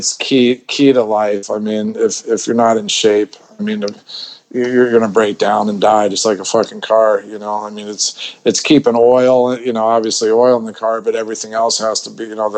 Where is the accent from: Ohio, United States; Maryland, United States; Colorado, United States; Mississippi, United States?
Colorado, United States; also born or lived in Los Angeles / Philadelphia area; now in Bangkok, Thailand; I grew up in in Colorado